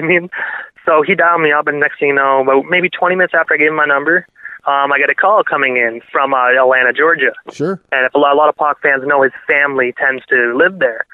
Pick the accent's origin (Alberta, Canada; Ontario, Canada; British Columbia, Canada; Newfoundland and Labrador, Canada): Ontario, Canada; Brockville; moved away as an adult; now in Prescott, Canada; Brockville, um, I, it's my hometown